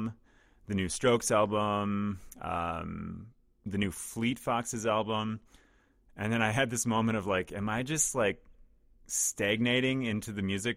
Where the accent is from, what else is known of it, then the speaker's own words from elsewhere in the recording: southern Minnesota, United States; now in Twin Cities, United States; Even in southern Minnesota, crazy, where I'm from, like rural areas